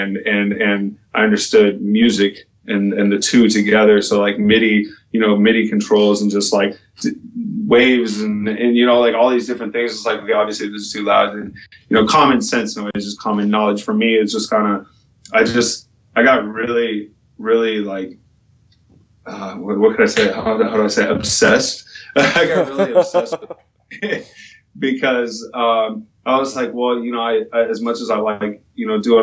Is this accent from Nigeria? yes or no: no; California, United States; I was born and raised in California